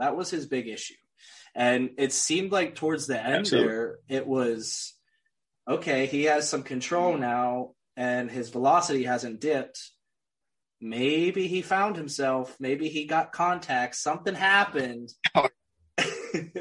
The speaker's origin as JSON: {"language": "English", "town": "Pittsburgh", "region": "Pennsylvania", "country": "United States", "tie": "born or raised there", "said": "I'm from Pittsburgh, man. I'm homegrown Pittsburgh"}